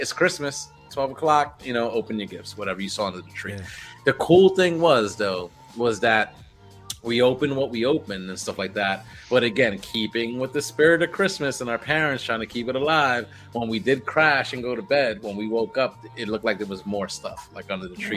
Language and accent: English; New York City, New York, United States; growing up in the Bronx